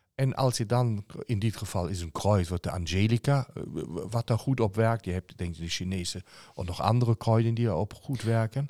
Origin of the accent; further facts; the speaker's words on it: Germany; als Duitser